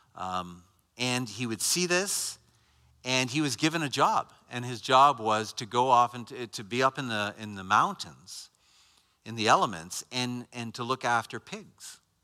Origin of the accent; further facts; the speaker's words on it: Canada; I'm not American. Canadian.